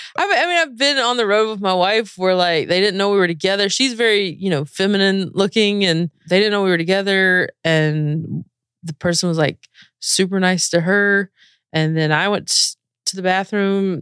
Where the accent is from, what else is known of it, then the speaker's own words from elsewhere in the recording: North Carolina, United States; moved away as an adult; also born or lived in Spain; I'm from the South. I, I, you know, grew up in very conservative areas, very r, red states all around me and in North Carolina